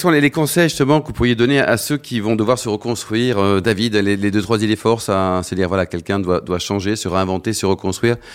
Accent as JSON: {"language": "French", "town": "Lyon", "region": "Auvergne-Rhône-Alpes", "country": "France", "moved": "yes", "lives_now": "Paris, France", "said": "Je suis lyonnais d'origine."}